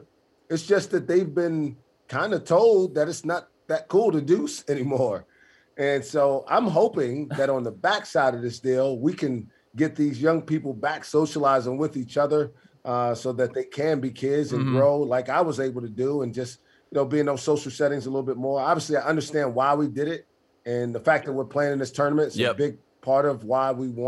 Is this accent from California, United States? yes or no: no; New York City, New York, United States; I grew up in New York City